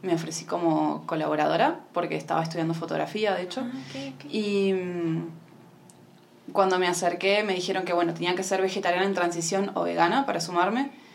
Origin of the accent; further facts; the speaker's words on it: Argentina; now in Mar del Plata, Argentina; soy de Argentina, de Mar del Plata